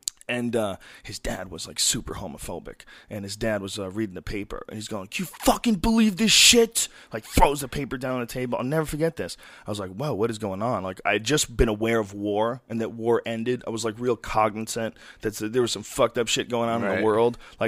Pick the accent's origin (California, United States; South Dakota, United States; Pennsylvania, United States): California, United States; San Francisco; And I grew up in San Francisco when I was a little kid from age 7 to 11.